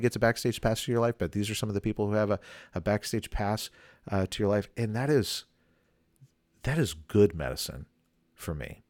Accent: the South, United States; I grew up in the South

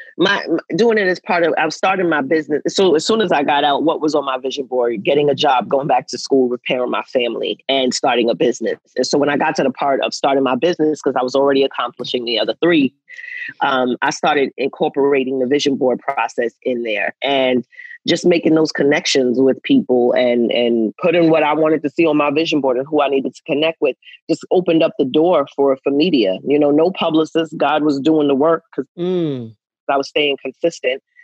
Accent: New York, United States; I'm from New York

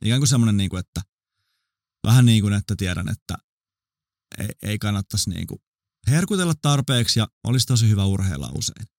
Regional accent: Vantaa, Uusimaa, Finland; mä oon syntynyt Vantaalla

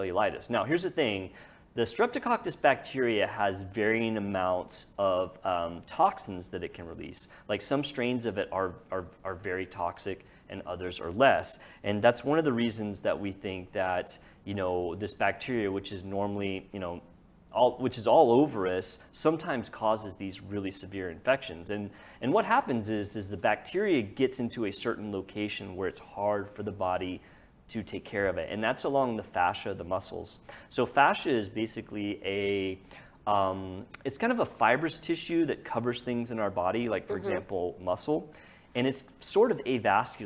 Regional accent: Lewisville, Texas, United States; I grew up on the lake. I grew up there.

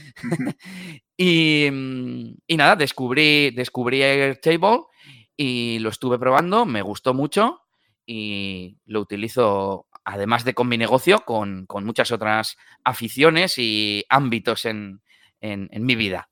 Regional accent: Bilbao, Basque Country, Spain; soy de Bilbao, en el norte de España

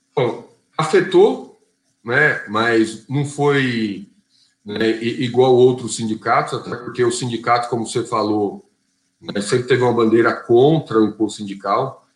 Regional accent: São Bernardo do Campo, São Paulo, Brazil; E eu nasci aqui em São Bernardo do Campo. Então sou batateiro da gema aqui

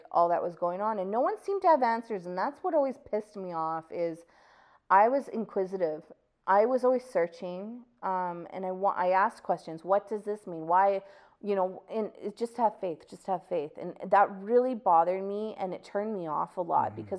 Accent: Calgary, Alberta, Canada; I grew up in Bowness

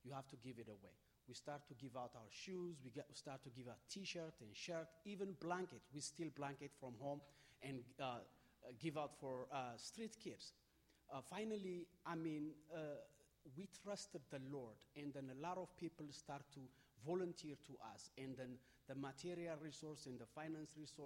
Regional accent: Ethiopia; I am from Ethiopia.

